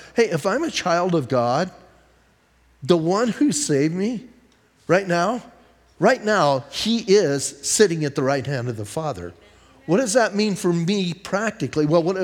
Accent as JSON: {"language": "English", "town": "Bisbee", "region": "Arizona", "country": "United States", "said": "I'm from Bisbee"}